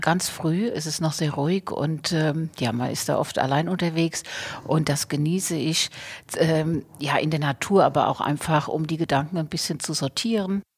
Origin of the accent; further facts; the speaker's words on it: Bad Kreuznach, Rhineland-Palatinate, Germany; also born or lived in Portugal; ich komme aus dem Weingut